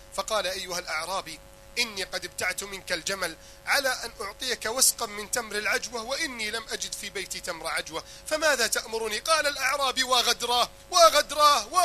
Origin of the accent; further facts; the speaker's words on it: Egypt; عندنا في مصر